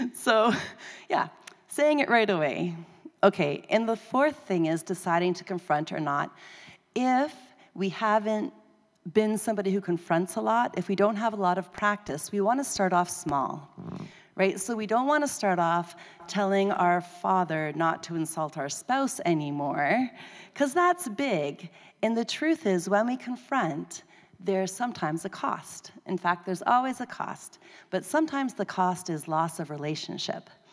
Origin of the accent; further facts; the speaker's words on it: Canada; I'm Canadian.